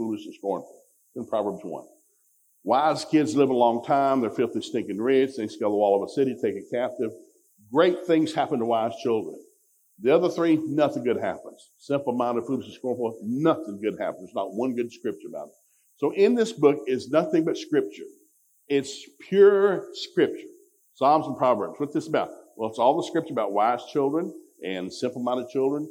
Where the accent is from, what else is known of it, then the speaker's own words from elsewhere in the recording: Ducktown, Tennessee, United States; We grew up in Ducktown, Tennessee